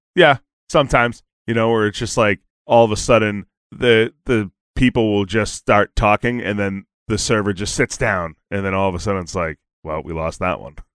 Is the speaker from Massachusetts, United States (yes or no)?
yes; Boston, Massachusetts, United States; I'm from Boston